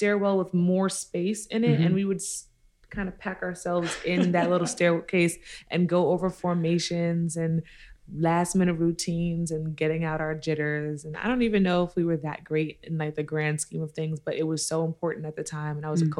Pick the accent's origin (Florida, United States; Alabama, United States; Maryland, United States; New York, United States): New York, United States; New York City; also born or lived in Brooklyn, New York; I'm from Queens, New York